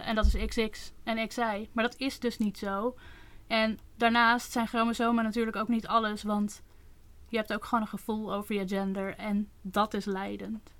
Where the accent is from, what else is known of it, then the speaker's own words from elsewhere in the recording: Netherlands; ik ben opgegroeid in Nederland